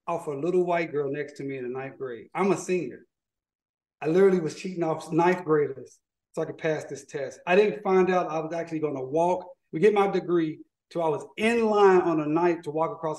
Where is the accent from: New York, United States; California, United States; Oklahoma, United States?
Oklahoma, United States; Tulsa; I'm a kid from North Tulsa, Oklahoma. Grew up, my mother had cerebral palsy